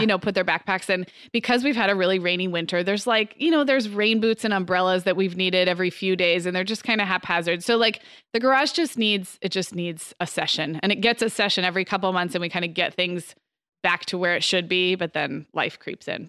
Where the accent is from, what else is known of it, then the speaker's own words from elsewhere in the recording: California, United States; moved away; also born or lived in Arizona; growing up in California, living in Arizona